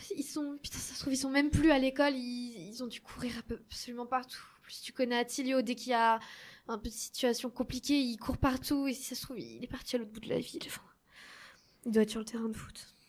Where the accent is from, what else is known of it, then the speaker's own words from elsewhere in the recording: Paris, Île-de-France, France; Je viens également de Paris